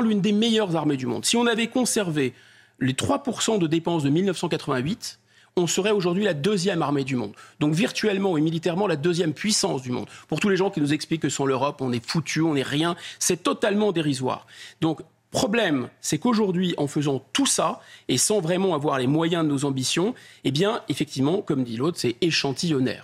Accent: France; je suis français

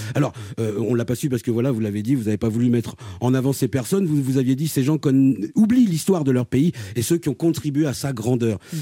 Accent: Martinique; Je suis martiniquais

